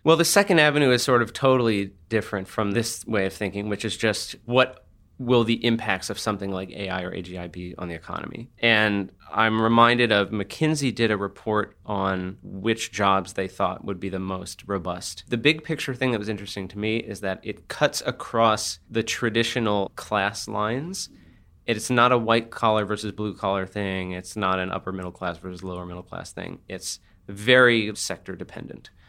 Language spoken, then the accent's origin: English; New Jersey, United States; now in San Francisco, United States; I grew up in New Jersey